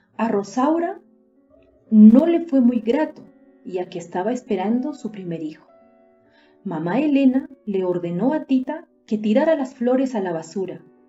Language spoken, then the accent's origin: Spanish; Peru; soy de Perú